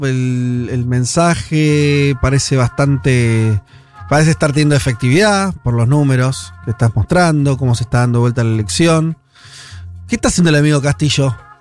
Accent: Peru

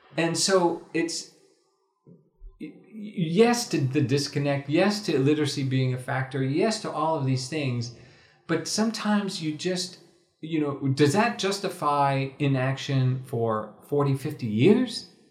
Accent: United States; as an American, as a non-Moroccan

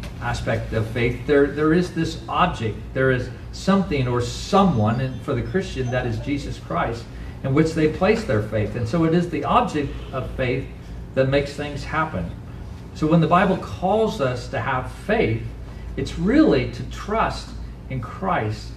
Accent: Indiana, United States; also born or lived in Western Kansas; now in Kansas, United States; I'm from Indiana

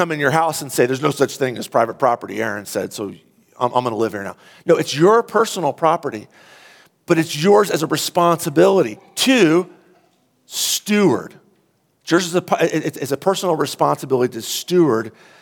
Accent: United States; we're Americans

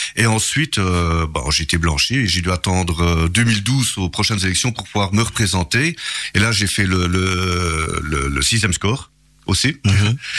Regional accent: Charleroi, Wallonia, Belgium; je suis né là-bas à Charleroi

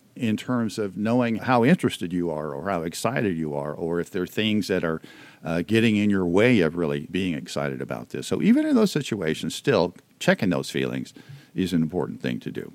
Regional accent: the South, United States; growing up in the South

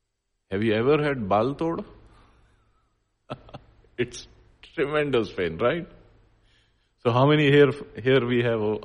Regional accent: Punjab, India; So I am Indian and I am male and I am from India, I am from Punjab.

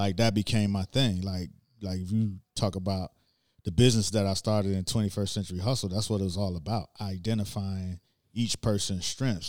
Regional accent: Miami, Florida, United States; I'm from Miami and played football

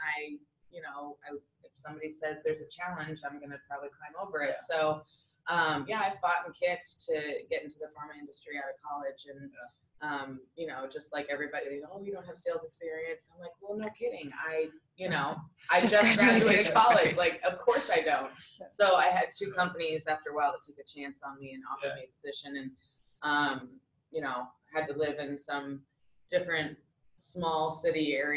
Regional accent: Hudson, Ohio, United States; moved away as an adult; also born or lived in Akron, Ohio; now in Indiana, United States; grew up in like what it was called, a small town called Hudson, Ohio

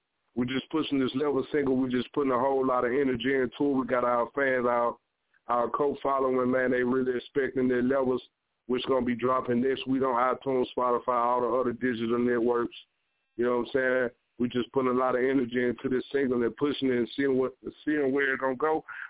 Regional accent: Mississippi, United States; Man, well, I'm from Mississippi, man.

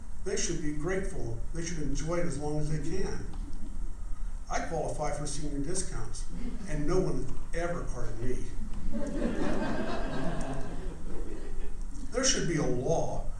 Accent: Claysville, Pennsylvania, United States; I'm from Claysville, Pennsylvania

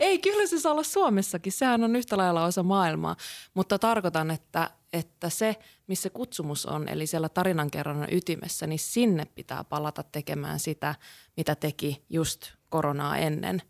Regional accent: Kuusamo, North Ostrobothnia, Finland; mä oon Kuusamosta kotosi oleva valokuvaaja

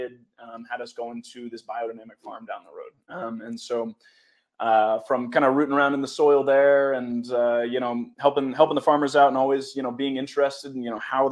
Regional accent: Philadelphia, Pennsylvania, United States; moved away; I'm originally from Philadelphia and moved back south to follow a lady

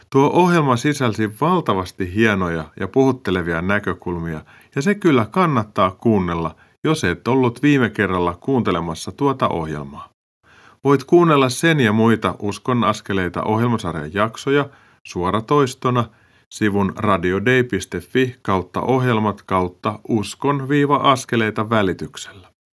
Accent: Tampere, Pirkanmaa, Finland; now in Hämeenlinna, Finland; Joo, mä oon Tampereelta lähtöisin

